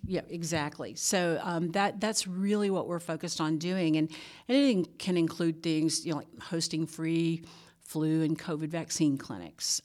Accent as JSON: {"language": "English", "region": "Louisiana", "country": "United States", "tie": "born or raised there", "moved": "as an adult", "lives_now": "Georgia, United States", "said": "I grew up in Louisiana"}